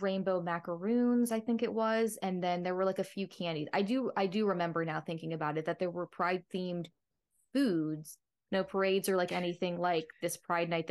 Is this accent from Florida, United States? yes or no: yes; Florida, United States; I'm a Florida native. I was born in Florida